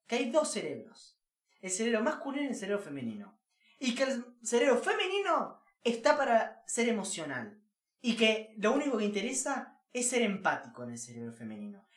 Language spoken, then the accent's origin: Spanish; Uruguay